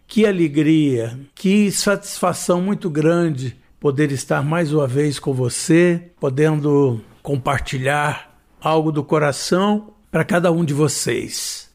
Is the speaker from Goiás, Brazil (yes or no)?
yes; Goiânia, Goiás, Brazil; eu cheguei em Goiânia